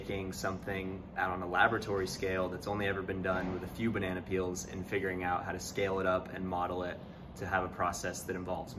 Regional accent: Little Rock, Arkansas, United States; now in Lincoln, United States; I'm a senior chemical engineer from Little Rock, Arkansas.

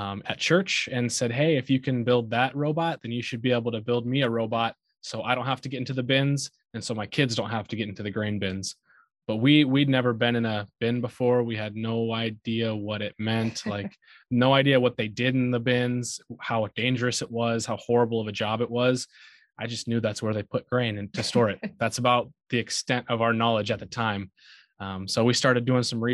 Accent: Aurora, Nebraska, United States; I grew up in Aurora, Nebraska

